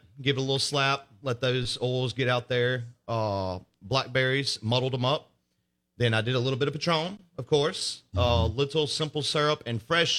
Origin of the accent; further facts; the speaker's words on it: Brandon, United States; Brandon. Went to Brandon High School.